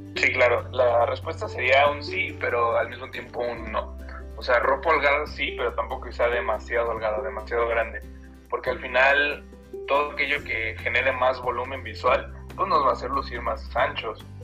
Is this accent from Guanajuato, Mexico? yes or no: yes; Guanajuato, Mexico; also born or lived in Mexico City; now in Irapuato, Mexico; Soy de Guanajuato, eh, me fui a estudiar a la Ciudad de México la carrera.